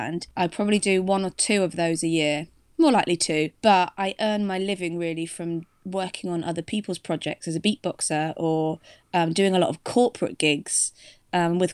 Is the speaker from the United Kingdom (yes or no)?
yes; Devon, South West England, United Kingdom; moved away as an adult; also born or lived in Leeds; now in London, United Kingdom; I'm from Devon, originally, in the southwest England. But I've been in London for the past, about 8-9 years now